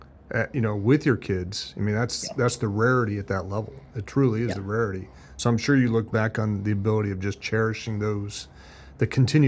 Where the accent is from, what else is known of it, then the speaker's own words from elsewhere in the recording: Northeast Ohio, United States; I'm from Northeast Ohio